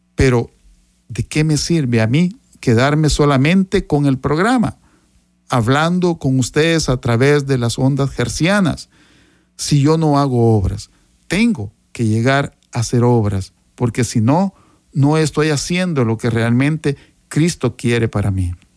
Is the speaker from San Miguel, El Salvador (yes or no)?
no; Sonsonate, El Salvador; Yo soy originario de Sonsonate